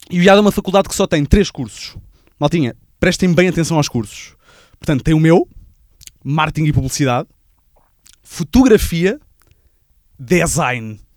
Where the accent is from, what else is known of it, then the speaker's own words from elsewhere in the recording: Barreiro, Setúbal, Portugal; A, a cena é que eu sou do Barreiro e como o meu carro é gasolina